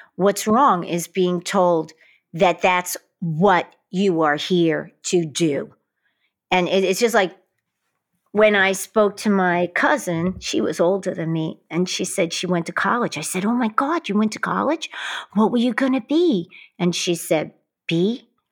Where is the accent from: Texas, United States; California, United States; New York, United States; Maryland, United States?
New York, United States; New York City; growing up in Queens, in Brooklyn